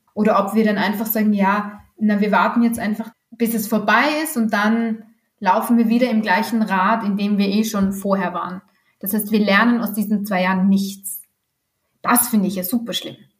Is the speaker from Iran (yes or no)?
no; Austria; hier bei uns in Österreich